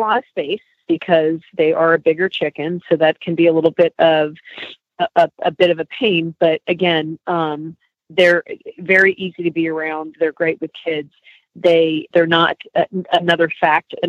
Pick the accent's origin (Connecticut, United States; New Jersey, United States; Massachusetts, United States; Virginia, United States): New Jersey, United States; moved away; Jersey, I'm from Jersey originally.